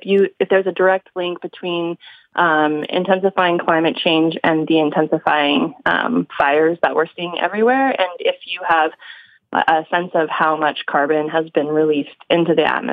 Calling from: Brooklyn, New York, United States; Oh, I'm calling from Brooklyn.

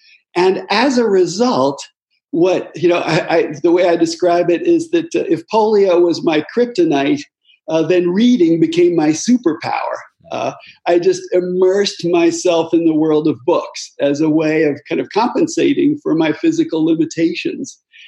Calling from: Chapel Hill, North Carolina, United States; My home is in Chapel Hill, North Carolina.

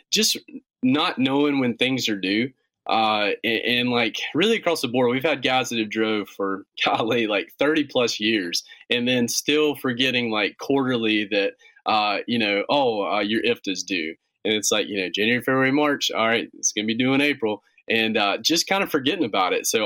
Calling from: Gastonia, North Carolina, United States; Right in North Carolina. We're just uh, we're in a little town called Gastonia, North Carolina. It's just uh, about 25 minutes west of Charlotte.

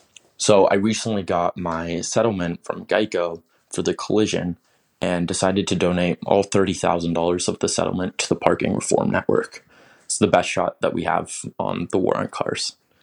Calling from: Phoenix, Arizona, United States; from Phoenix, Arizona.

